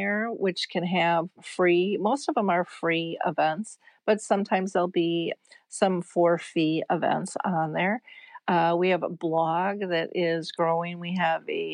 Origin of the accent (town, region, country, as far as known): United States